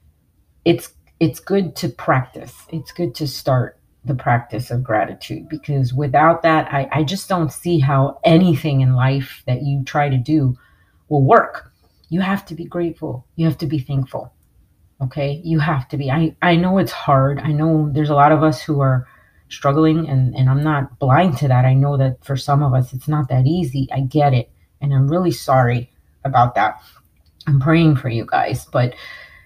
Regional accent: New York, United States; I grew up in New York

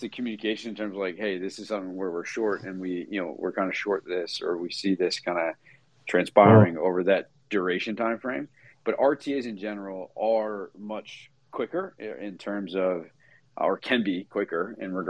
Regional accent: Toronto, Ontario, Canada; now in United States; I'm a Canadian boy, so I was born in Toronto. I'm American now

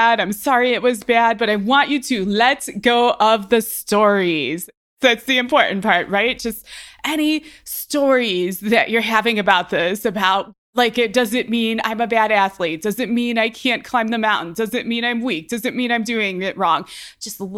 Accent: Ohio, United States; now in Colorado, United States

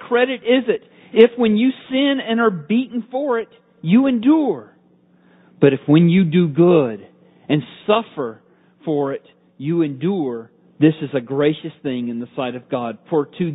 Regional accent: Georgia, United States; I'm from Georgia

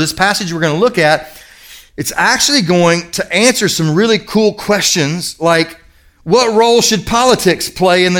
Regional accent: Kentucky, United States; moved away; I grew up in Kentucky.

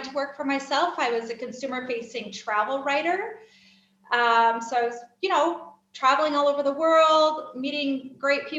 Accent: United States; moved away as an adult; also born or lived in Kenya; now in Kyiv, Ukraine; I am an American expatriate living overseas.

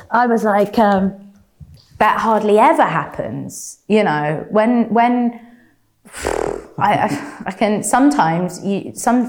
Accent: London, United Kingdom; growing up in London

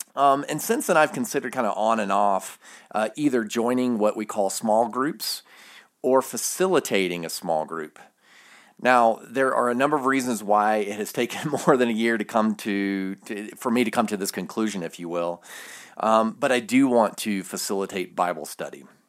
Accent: the South, United States; I'm from the South.

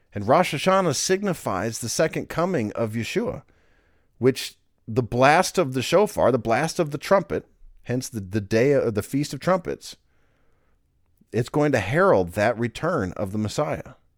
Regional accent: United States; we're American, we speak English

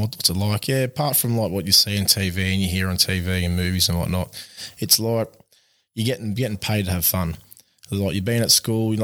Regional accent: Lake Macquarie, New South Wales, Australia; I grew up in Lake Macquarie at a suburb called Butterbar. I went to Toronto High School

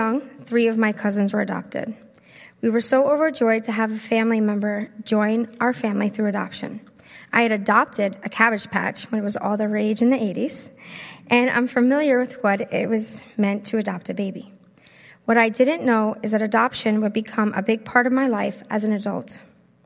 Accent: Long Island, New York, United States; I am from Long Island. Try not to talk like it.

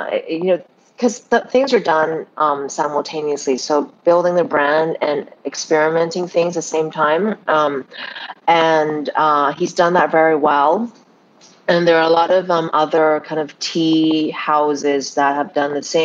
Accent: Canada; moved away; I was raised in Canada, I've been around the world, I've been kind of all over the place

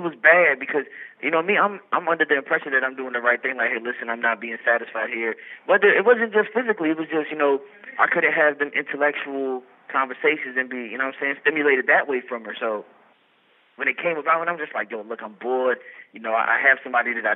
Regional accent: Memphis, Tennessee, United States; I'm from North Memphis

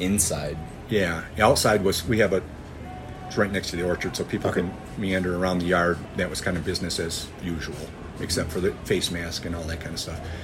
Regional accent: Michigan, United States; We are visiting from the United States, Michigan

